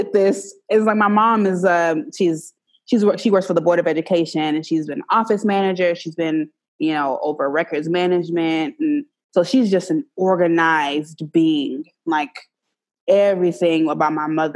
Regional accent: Savannah, Georgia, United States; moved away as an adult; also born or lived in Montgomery, Alabama; I grew up in the rural South. So I grew up in Savannah, and then I went to school in Montgomery, Alabama.

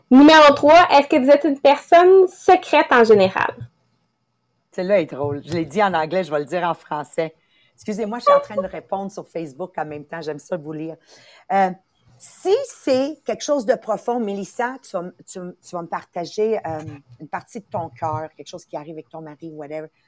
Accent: Montreal, Quebec, Canada; Moi, j'ai été élevée à Montréal-Nord. Il y avait beaucoup, beaucoup de, de racisme, si tu veux.

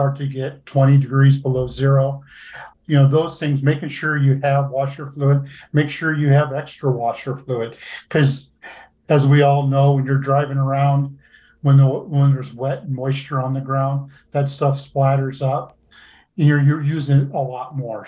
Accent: Nebraska, United States; I grew up in Nebraska. I've always lived here

